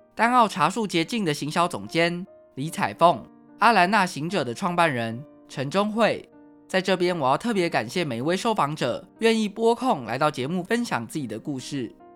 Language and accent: Chinese; Taiwan; 台湾是 一块宝岛，同时也是我们的家乡